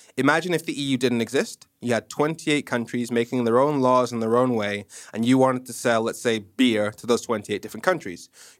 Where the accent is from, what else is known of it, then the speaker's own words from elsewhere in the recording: Nigeria; accent: messed up; Nigerian. I watched way too much American TV, primarily Kenan and Kel and Fresh Prince of Bel-Air, hence my messed up accent.